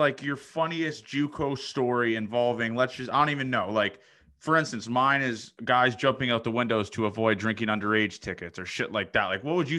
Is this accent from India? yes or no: no; Toronto, Ontario, Canada; also born or lived in Nebraska; being a guy from Toronto, I didn't really understand the whole country lifestyle and all that kind of stuff. So I went to school in Nebraska